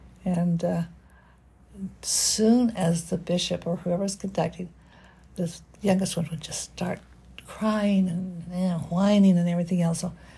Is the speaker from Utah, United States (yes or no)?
yes; Salt Lake City, Utah, United States; I don't know if you're familiar with Salt Lake or not, but I lived about 5600 South and Highland Drive.